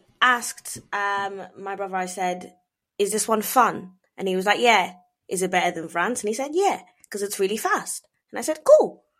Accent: the Wirral, North West England, United Kingdom; I'm from the Wirral.

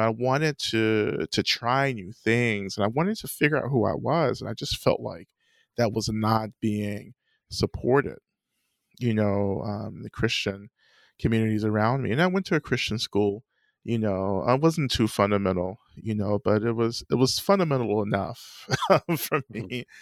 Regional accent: North Georgia, United States; I grew up in the South, in the American South, um, in North Georgia.

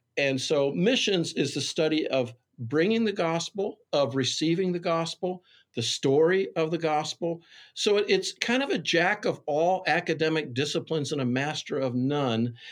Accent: Wheaton, Illinois, United States; a greasy spoon in my hometown, Wheaton, called Smokehouse

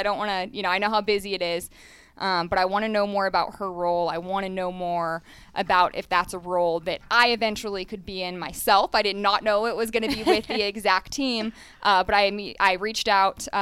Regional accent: Dallas, Texas, United States; also born or lived in St. Louis / Fayetteville, Arkansas; now in Las Vegas, United States; I'm from Dallas

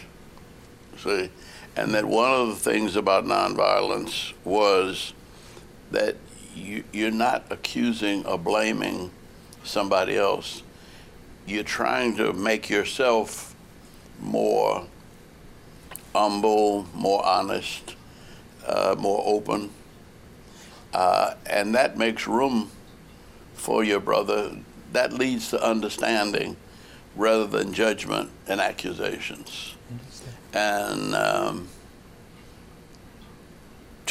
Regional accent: New Orleans, Louisiana, United States; moved away; I grew up in New Orleans

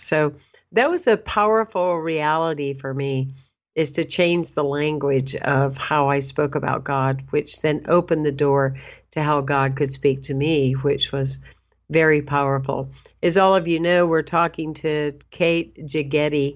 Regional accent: the South, United States; accent: Southern; I always say I'm bilingual, and meaning I speak English and Southern. So I hope you find humor in that. But anyway, I growing up in the South

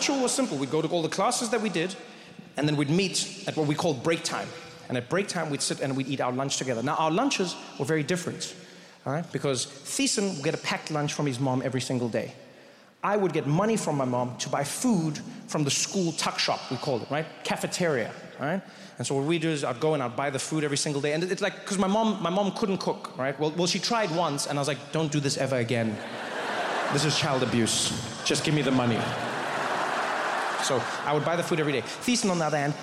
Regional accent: South Africa; moved away; I grew up in South Africa

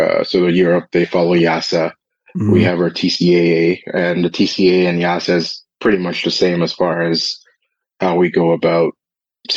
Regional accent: Canada; I'm from Canada

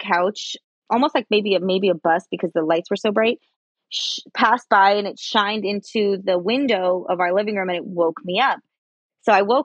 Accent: Los Angeles, California, United States; I grew up in Highland Park in Los Angeles

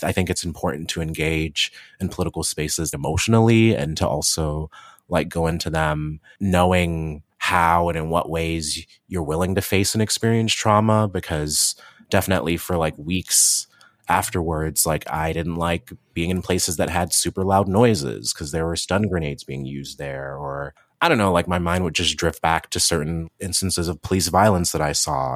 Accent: Cleveland, Ohio, United States; also born or lived in Athens, Ohio / Columbus, Ohio; I was born and raised in Cleveland, Ohio

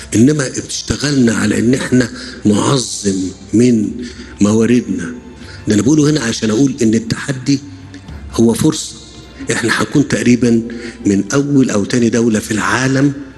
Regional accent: Egypt; انا كمواطن مصري

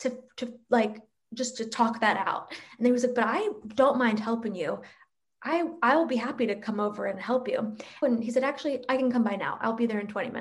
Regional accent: East Coast, United States; Stephanie and I grew up on the East Coast

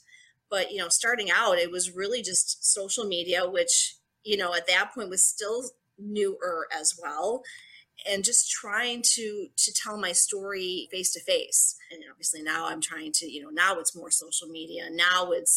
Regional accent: Buffalo, New York, United States; I am from Buffalo, New York.

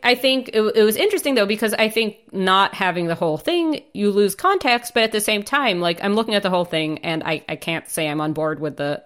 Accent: United States; moved away; I grew up in the States

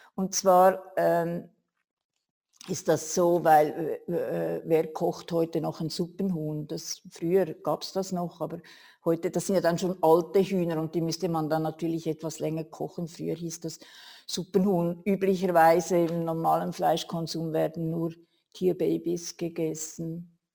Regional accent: Switzerland; bei uns in der Schweiz

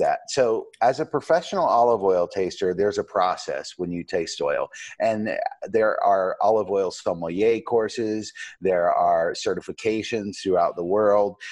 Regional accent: Asheville, North Carolina, United States; also born or lived in New York City; I had an apple tree in my backyard here in Asheville, North Carolina, where I grew up

